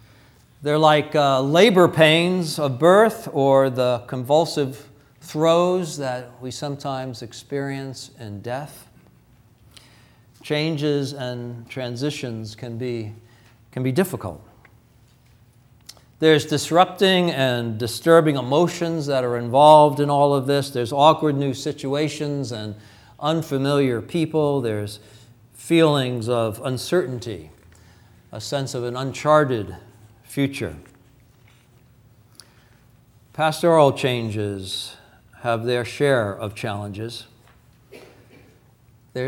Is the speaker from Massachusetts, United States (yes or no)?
no; New York, United States; moved away; I'm from New York.